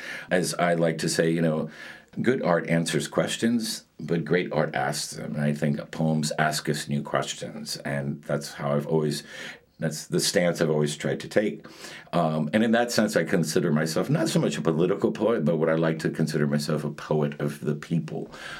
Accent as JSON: {"language": "English", "town": "Miami", "region": "Florida", "country": "United States", "tie": "born or raised there", "also_born_or_lived": "Madrid, Spain / New York City, United States", "said": "My mother left Cuba 7 months pregnant with me, and I was born in Madrid, and 45 days after my birth, we emigrated to the United States. And when we were four, we moved from New York City to Miami."}